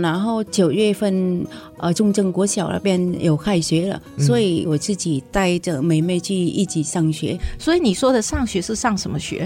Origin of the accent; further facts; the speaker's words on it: Vietnam; first language Vietnamese; Chinese is a second language; moved away as an adult; also born or lived in Hsinchu, Taiwan; now in Taiwan; 我从小在越南的家乡的时候